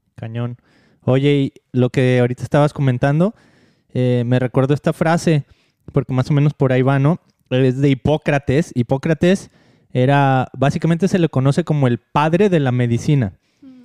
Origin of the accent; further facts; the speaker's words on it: Mexico; moved away; cuando crecí en México